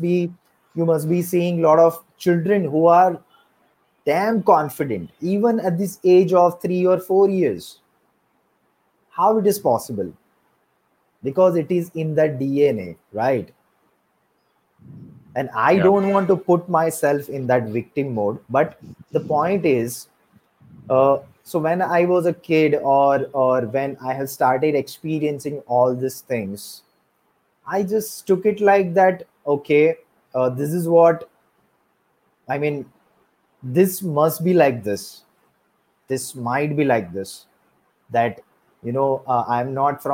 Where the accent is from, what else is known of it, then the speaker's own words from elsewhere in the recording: Surat, Gujarat, India; I'm from Surat, Gujarat, but originally I'm not from Surat.